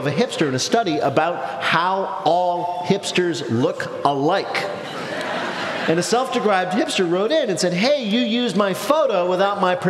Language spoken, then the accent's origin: English; Arcata, California, United States; We know Arcata. That's where I was born